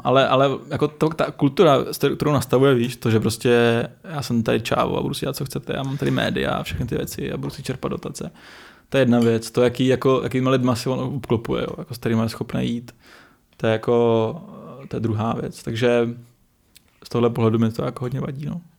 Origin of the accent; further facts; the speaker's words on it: Jihlava, Vysočina Region, Czechia; My jsme z Jihlavy, eh, nebo od Jihlavy kousek